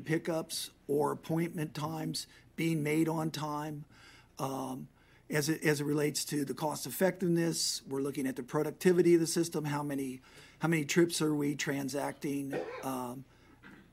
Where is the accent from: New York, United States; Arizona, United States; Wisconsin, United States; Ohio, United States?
Ohio, United States; Cincinnati; moved away; My hometown is Cincinnati, Ohio